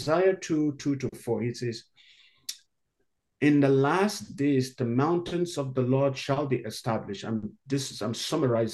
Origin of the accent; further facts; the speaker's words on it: Northern Nigeria, Nigeria; moved away as an adult; also born or lived in South Africa / Hawaii / Chicago; now in Canada; I grew up in Northern Nigeria, where Christians are in the minority